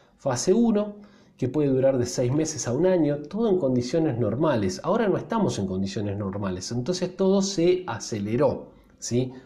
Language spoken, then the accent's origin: Spanish; Argentina; Los argentinos somos casi 50 millones de personas